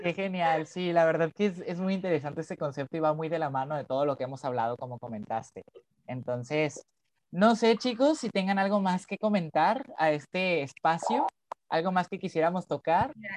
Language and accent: Spanish; Culiacán, Sinaloa, Mexico; soy de Culiacán, en Sinaloa